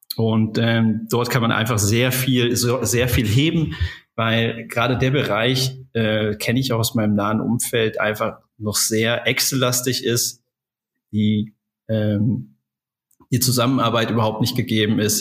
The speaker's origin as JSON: {"language": "German", "country": "Germany", "tie": "born or raised there", "also_born_or_lived": "Essen", "moved": "as an adult", "said": "Ich bin ähm, in der in der Eifel groß geworden, äh, habe da einfach mein, meine Jugend verbracht"}